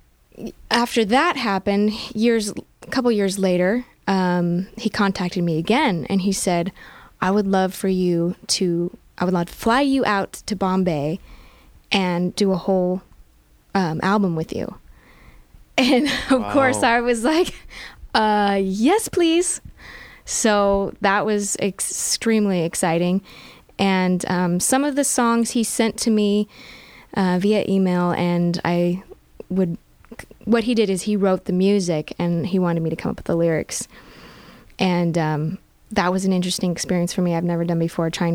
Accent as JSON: {"language": "English", "town": "Aurora", "region": "Colorado", "country": "United States", "tie": "born or raised there", "also_born_or_lived": "San Leandro, California / Utah / Los Angeles", "moved": "as an adult", "said": "I actually grew up in Aurora, Colorado."}